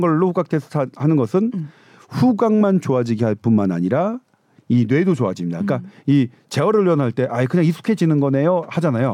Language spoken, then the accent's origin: Korean; South Korea; 저는 한국인이니까요